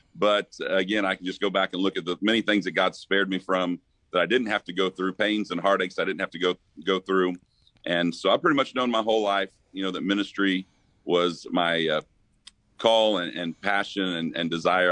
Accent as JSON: {"language": "English", "region": "Missouri", "country": "United States", "tie": "born or raised there", "moved": "as an adult", "said": "went back to Missouri. Ended up working with the church there back in my hometown for two years"}